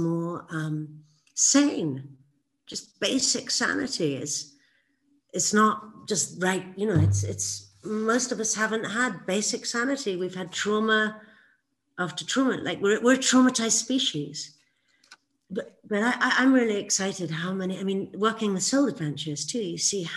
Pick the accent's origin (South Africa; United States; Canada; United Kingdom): United Kingdom; England; when I was growing up in England